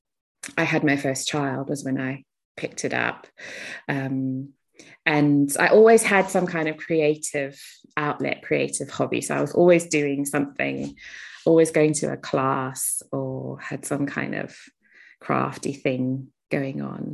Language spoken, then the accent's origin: English; South Africa; I grew up in South Africa, so there was a lot of kind of charitable work going on in our school